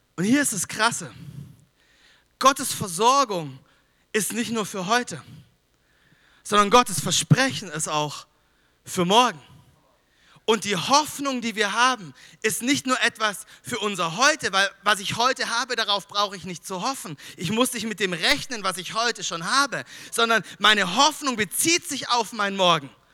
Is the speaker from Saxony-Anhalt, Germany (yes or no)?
no; Düsseldorf, North Rhine-Westphalia, Germany; moved away; ich komme aus Düsseldorf